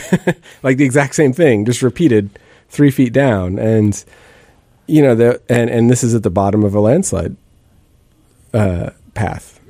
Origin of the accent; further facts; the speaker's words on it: Bellingham, Washington, United States; moved away; I grew up in the Northwest and in, um, Bellingham and grew up sort of wandering in the woods